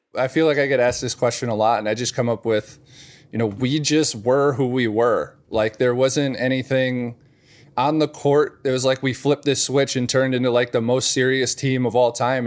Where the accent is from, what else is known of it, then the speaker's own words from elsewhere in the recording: thirty minutes outside of Northwestern, Illinois, United States; moved away as an adult; also born or lived in Wisconsin; I grew up thirty minutes outside of Northwestern